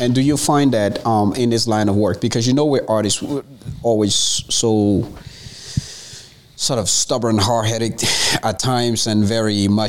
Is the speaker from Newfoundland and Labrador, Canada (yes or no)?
yes; Newfoundland and Labrador, Canada; moved away; I grew up in Newfoundland.